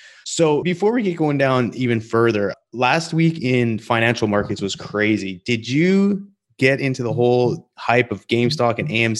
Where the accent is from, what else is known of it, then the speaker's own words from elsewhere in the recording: Calgary, Alberta, Canada; Because I'm from Calgary, Alberta. I've moved all over the place.